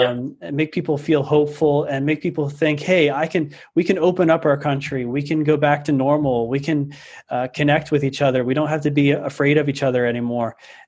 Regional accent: State College, Pennsylvania, United States; I'm from Pennsylvania, from State College, Pennsylvania.

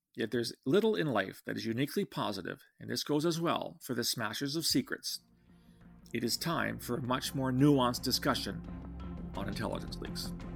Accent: Canada; I'm a Canadian, not an American.

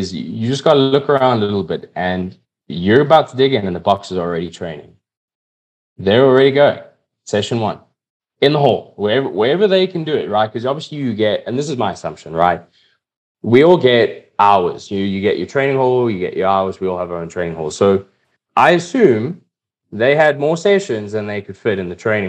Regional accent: South Africa; Now here I am wearing a South African tracksuit, incredibly proud South African

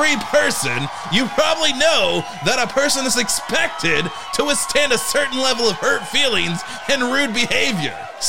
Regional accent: New York, United States; I grew up in New York. I didn't even know Indians have their own laws.

